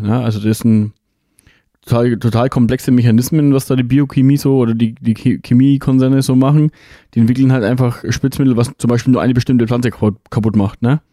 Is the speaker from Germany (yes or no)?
yes; Germany; bei uns in Deutschland